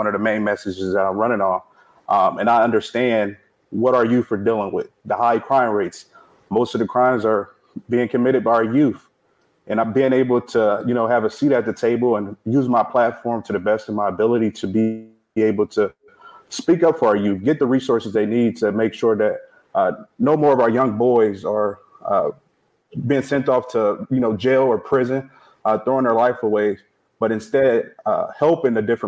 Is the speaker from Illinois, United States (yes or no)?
yes; Peoria, Illinois, United States; born and raised in the First District all my life